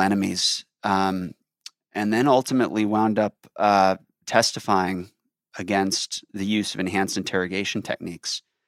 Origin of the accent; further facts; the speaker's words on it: Chicago, Illinois, United States; also born or lived in Michigan; I grew up in Chicago, wound up going to the University of Michigan